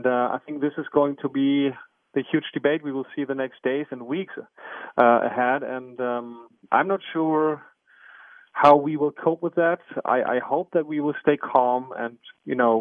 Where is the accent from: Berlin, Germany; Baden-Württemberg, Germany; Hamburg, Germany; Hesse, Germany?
Berlin, Germany; born or raised there